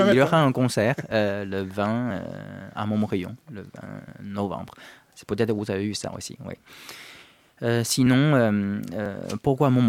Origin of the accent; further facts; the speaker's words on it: China; now in France; J'ai quitté la Chine et puis je suis venu en France.